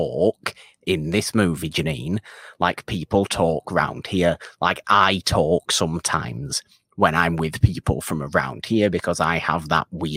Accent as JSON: {"language": "English", "town": "Bolton", "region": "North West England", "country": "United Kingdom", "also_born_or_lived": "Salford", "accent": "Bolton / Salford mix", "said": "I have a slightly different accent naturally, too, because I'm technically from Bolton, so I speak naturally with a Bolton accent, or more of a Bolton accent. I suppose it's probably a bit of a mix of Bolton and Salford."}